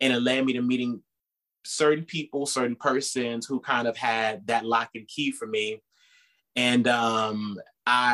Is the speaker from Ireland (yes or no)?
no; Pasadena, California, United States; I was born and raised in Pasadena, California, which is a suburb within the LA County outside of the city